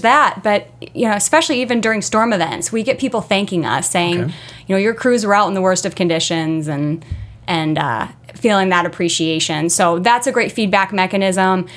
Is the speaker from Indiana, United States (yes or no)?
yes; Merrillville, Indiana, United States; also born or lived in Chicago; I'm a region girl, born and raised in Merrillville